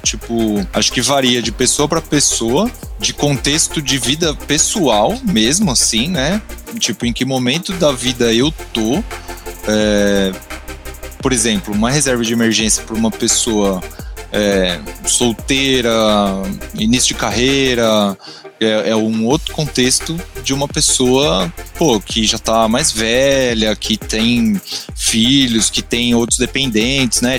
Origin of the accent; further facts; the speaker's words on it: São Paulo, Brazil; also born or lived in Rio de Janeiro; eu sou de São Paulo